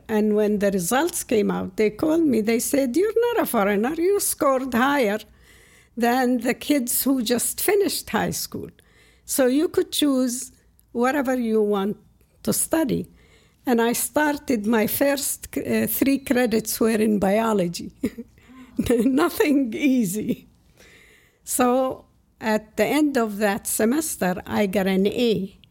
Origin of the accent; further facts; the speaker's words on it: outside Ramallah, West Bank, Palestine; English is a second language; moved away as an adult; now in Cliffside Park, United States; I was born outside of Ramallah in the, it used to be the West Bank of Jordan at the time. And at the first five years, I was sent to a school in the village